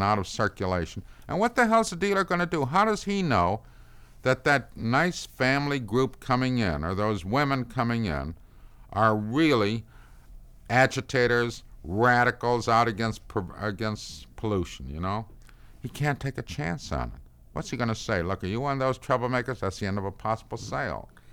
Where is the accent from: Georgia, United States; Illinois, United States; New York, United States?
Illinois, United States; Chicago; I'm from Chicago